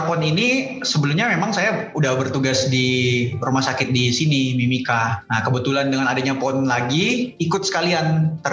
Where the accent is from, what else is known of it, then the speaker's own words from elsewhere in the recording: Makassar, South Sulawesi, Indonesia; Saya lahir besarnya dari Makassar.